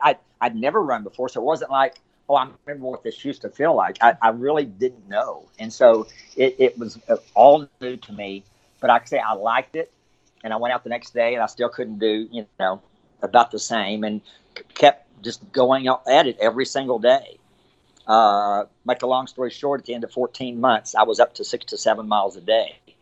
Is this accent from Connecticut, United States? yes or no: no; Abilene, Texas, United States; now in Frisco, United States; I grew up in Abilene. I've lived there my entire life.